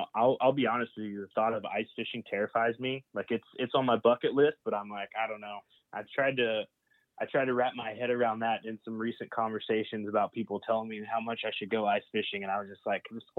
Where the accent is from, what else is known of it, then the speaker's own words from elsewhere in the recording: Oklahoma, United States; now in Key West, United States; then I'm headed up to back to my home state in Oklahoma in January to finish out the archery season up there.